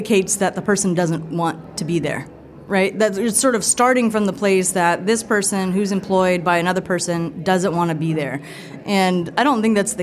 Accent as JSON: {"language": "English", "town": "Fresno", "region": "California", "country": "United States", "tie": "born or raised there", "also_born_or_lived": "Toledo, Ohio", "said": "my hometown, which is in Fresno, California."}